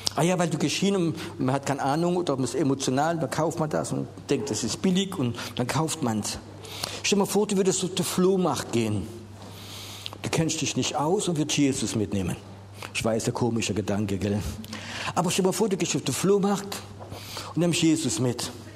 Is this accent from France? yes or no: yes; France; Wir sind ja Franzose und Englisch kennen wir nicht so